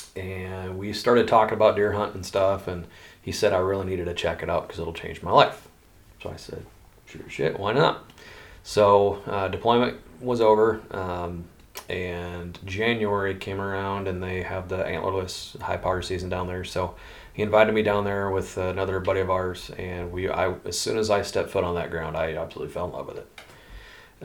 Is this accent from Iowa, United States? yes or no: yes; Des Moines, Iowa, United States; also born or lived in Altoona, Iowa; I grew up in central Iowa and uh, was born and raised in Des Moines